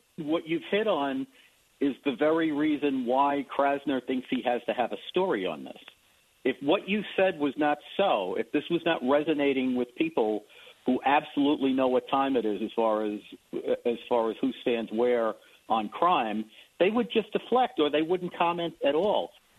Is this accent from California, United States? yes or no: no; New York City, New York, United States; moved away; I was born and raised in the Bronx, I will never live in New York again. So I wear my, you know, my New York roots